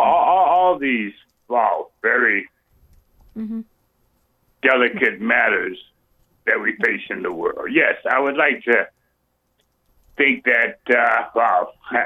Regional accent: New Orleans, Louisiana, United States; now in Milwaukee, United States; I'm a Black American, okay, born and raised in New Orleans, residing in Milwaukee at present

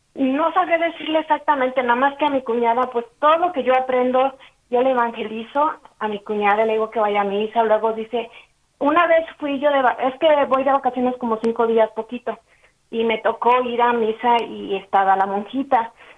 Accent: Mexico City, Mexico; now in Texas, United States; yo soy de la Ciudad de México y ahorita estoy habitando en Texas

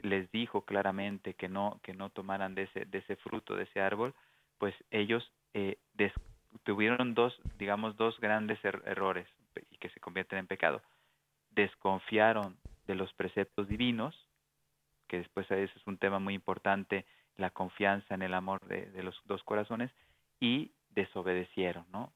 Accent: Durango, Mexico; en Durango, México, en la ciudad donde yo nací

